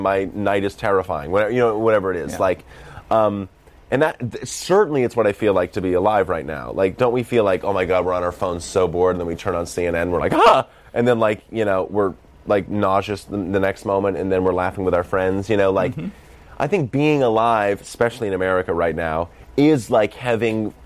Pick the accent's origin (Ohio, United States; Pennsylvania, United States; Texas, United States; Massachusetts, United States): Massachusetts, United States; Boston; accent: Boston; that's my Boston accent